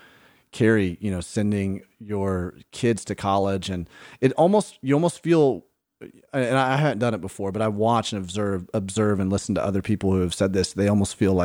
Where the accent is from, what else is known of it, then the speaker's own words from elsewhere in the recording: Birmingham, Alabama, United States; moved away; I grew up in Birmingham.